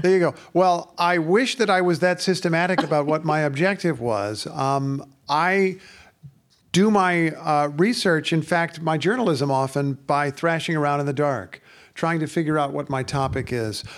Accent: Indiana, United States; ever since I was a kid growing up in Indiana

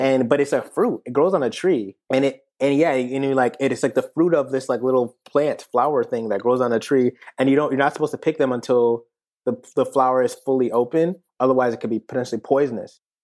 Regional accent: New Haven, Connecticut, United States; Small town boy, born in New Haven, Connecticut, nineteen ninety-five

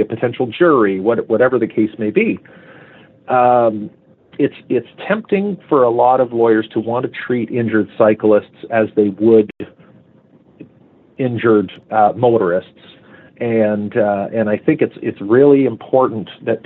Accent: Hamilton, Ontario, Canada; my hometown in Hamilton

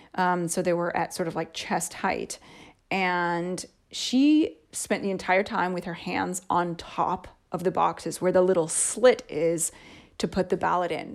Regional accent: United States; moved away as an adult; also born or lived in Canada; now in Italy; I was already living in a different state from my home state

